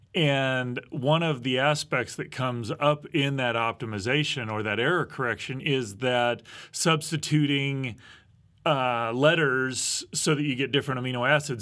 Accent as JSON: {"language": "English", "region": "Midwest", "country": "United States", "tie": "born or raised there", "said": "I grew up in the Midwest"}